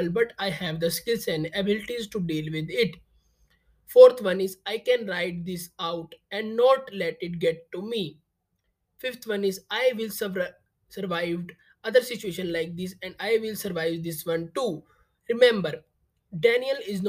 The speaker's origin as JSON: {"language": "English", "country": "India", "said": "I am from India."}